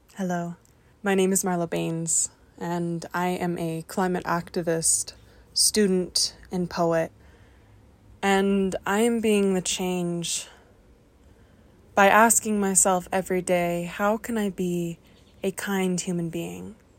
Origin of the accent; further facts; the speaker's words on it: the Welsh Valleys, Wales, United Kingdom; I am a queer person who grew up in the valleys